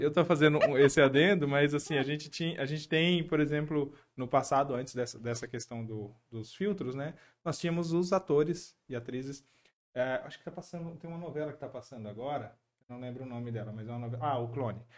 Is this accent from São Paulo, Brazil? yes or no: yes; São Paulo, Brazil; eu nasci em São Paulo, né? Meus pais moravam, a gente morava lá.